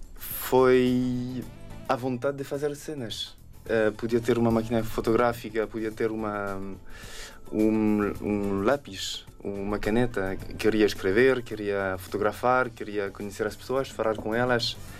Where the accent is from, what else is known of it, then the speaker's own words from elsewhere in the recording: France; Portuguese is a second language; moved away as an adult; now in Lisbon, Portugal; eu sou dos Alpes e os meus avós são de, de Lande